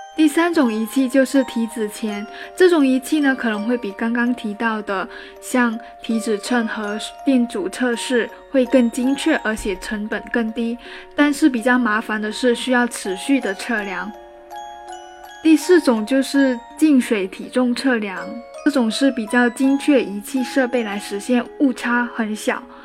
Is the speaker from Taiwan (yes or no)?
no; China; 我们中国人